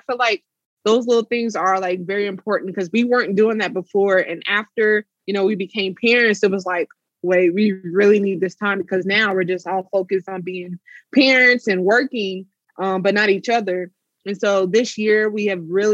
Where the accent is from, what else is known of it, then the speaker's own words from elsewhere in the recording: Oklahoma, United States; moved away; I'm originally from Oklahoma